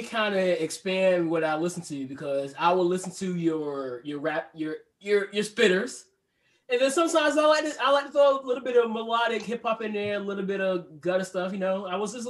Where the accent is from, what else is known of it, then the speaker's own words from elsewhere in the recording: Portsmouth, Virginia, United States; I'm from Portsmouth